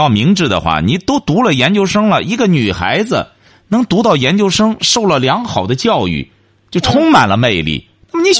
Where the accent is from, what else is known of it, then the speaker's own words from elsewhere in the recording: China; 我们中国人出去之后就知道，我们得吃中国饭，吃洋餐实在吃不惯。